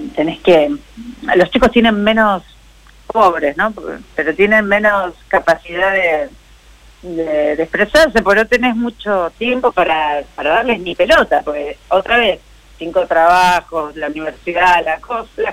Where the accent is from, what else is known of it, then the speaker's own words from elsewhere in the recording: Morón, Buenos Aires Province, Argentina; los que vivimos y los que nacimos en Morón